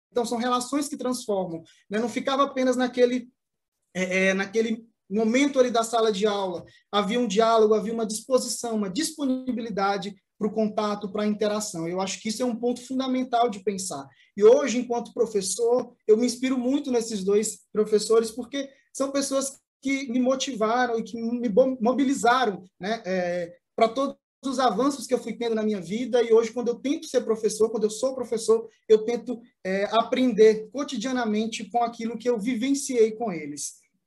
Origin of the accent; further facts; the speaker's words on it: Maranhão, Brazil; eu sou natural do Maranhão